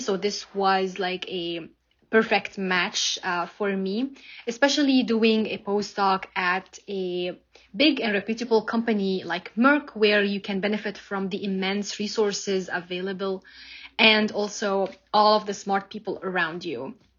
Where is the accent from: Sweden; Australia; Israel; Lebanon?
Lebanon; moved away as an adult; now in United States; I'm originally from Lebanon. I did my bachelor and master's degree over there, and then I moved to the States